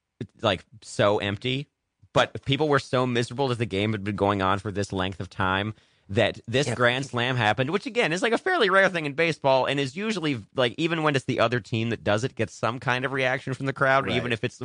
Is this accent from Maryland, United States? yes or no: yes; Maryland, United States; And I am from Maryland.